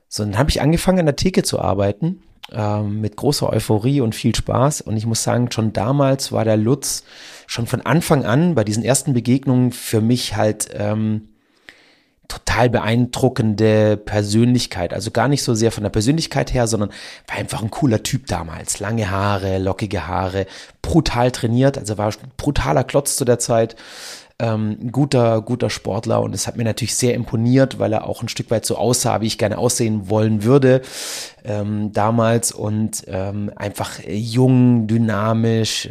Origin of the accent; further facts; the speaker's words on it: Donaueschingen, Baden-Württemberg, Germany; hier bei uns in Donaueschingen